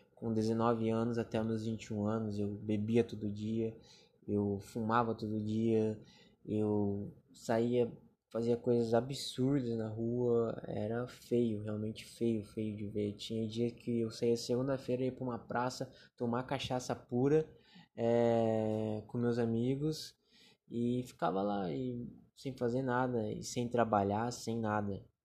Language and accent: Portuguese; Joinville, Santa Catarina, Brazil; sou natural de Joinville, Santa Catarina, onde moro e habito aqui há 23 anos